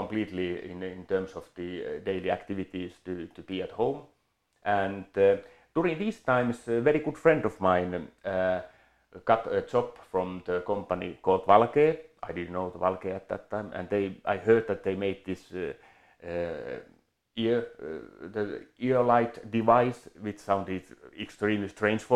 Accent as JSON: {"language": "English", "country": "Finland", "tie": "born or raised there", "moved": "as an adult", "lives_now": "Switzerland", "said": "my background is I come from Finland. I grew up there, was born there."}